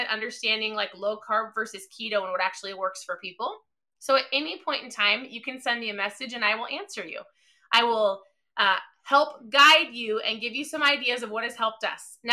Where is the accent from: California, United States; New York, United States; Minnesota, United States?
Minnesota, United States; I'm from Minnesota